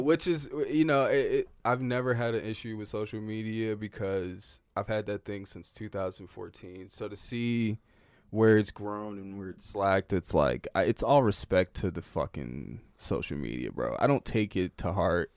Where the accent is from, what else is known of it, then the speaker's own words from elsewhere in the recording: the South, United States; I'm from the South